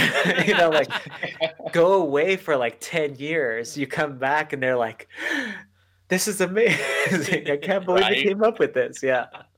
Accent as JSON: {"language": "English", "town": "El Paso", "region": "Texas", "country": "United States", "said": "Yes. I'm actually in El Paso. And most people, when they think of El Paso, if you're from Texas, they're like, yeah, that's basically New Mexico."}